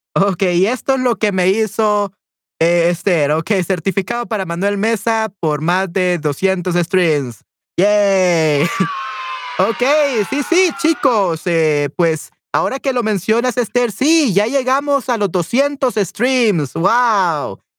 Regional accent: El Salvador; Definitivamente soy del Salvador.

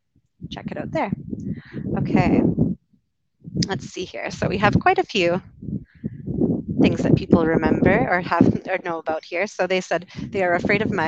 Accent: Canada; moved away; also born or lived in United Kingdom; I'm from Canada originally, lived over in the UK for a bit, and now I'm traveling

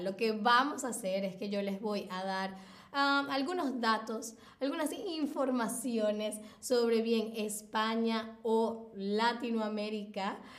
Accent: Venezuela; yo nací en Venezuela, así que he estado ahí.

